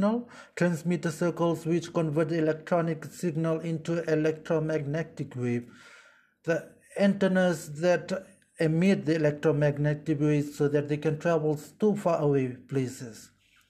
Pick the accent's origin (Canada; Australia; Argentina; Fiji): Fiji; moved away as an adult; now in Yogyakarta, Indonesia; I am from the Republic of Fiji.